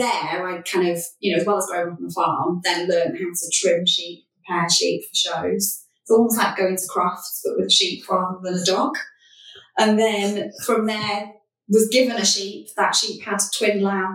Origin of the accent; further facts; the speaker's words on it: Anglesey, North Wales, United Kingdom; I grew up on Anglesey, North Wales, on a farm in the middle of nowhere